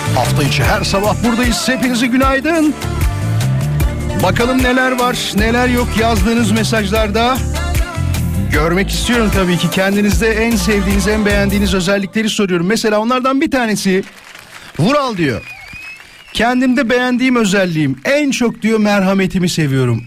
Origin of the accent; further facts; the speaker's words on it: İzmit, Kocaeli, Turkey; Canım memleketim